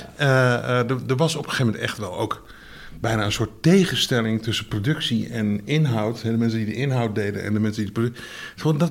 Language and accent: Dutch; Groningen area, Netherlands; ik kom uit Groningen, eh, uit de omgeving van Groningen.